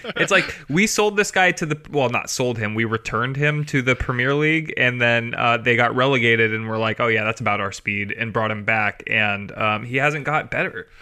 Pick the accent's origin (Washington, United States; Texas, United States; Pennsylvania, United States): Washington, United States; Maple Valley; I grew up in Maple Valley, uh, Washington